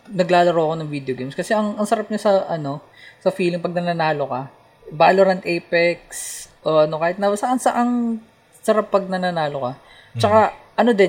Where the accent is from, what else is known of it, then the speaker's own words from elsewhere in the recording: Dasmariñas, Cavite, Philippines; Palapala ako